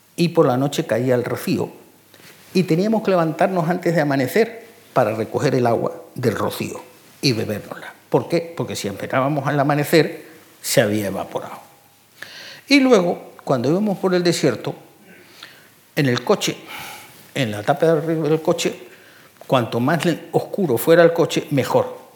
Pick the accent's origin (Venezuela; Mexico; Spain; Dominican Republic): Spain; Canary Islands; moved away; also born or lived in Sahara Desert; yo soy canario. Y en Canarios nos criamos con gofio